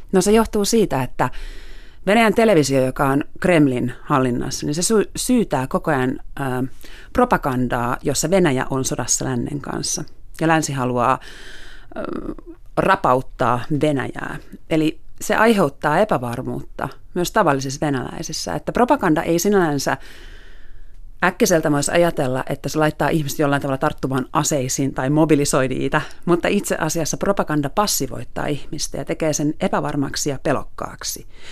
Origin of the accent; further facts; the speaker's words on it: Finland; also born or lived in Moscow; olen Suomesta